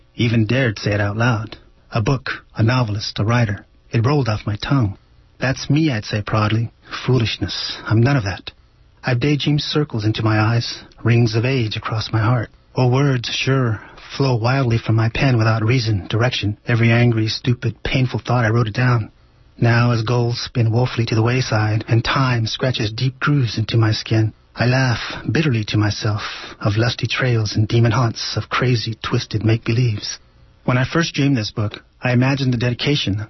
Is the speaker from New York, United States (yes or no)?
no; Merced, California, United States; I was from Merced